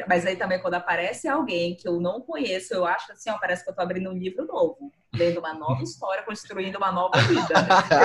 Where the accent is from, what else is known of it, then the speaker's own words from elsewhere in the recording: Boa Vista, Roraima, Brazil; sou nascida e criada aqui em Boa Vista